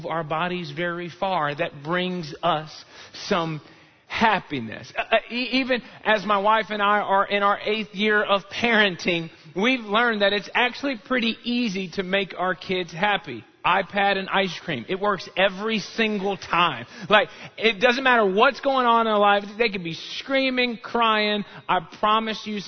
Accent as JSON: {"language": "English", "town": "Chicago", "region": "Illinois", "country": "United States", "tie": "born or raised there", "moved": "yes", "lives_now": "Texas, United States", "said": "I grew up in Chicago"}